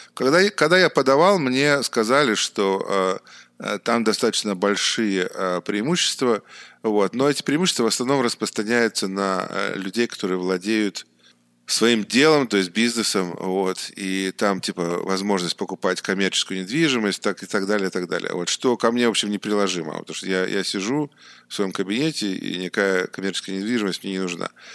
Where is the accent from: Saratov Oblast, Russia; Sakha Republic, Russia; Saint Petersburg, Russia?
Saint Petersburg, Russia; moved away as an adult; also born or lived in Beijing, China; now in China; я сам родом из Питера, и в Китай я попал а, некоторое время назад, а именно 8 лет назад